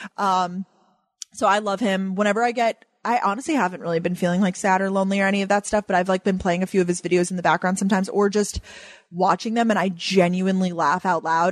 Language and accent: English; Long Island, New York, United States; now in New York City, United States; I growing up on Long Island